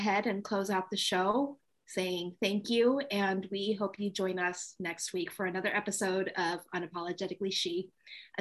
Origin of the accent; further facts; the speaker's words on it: New York, United States; I am a New Yorker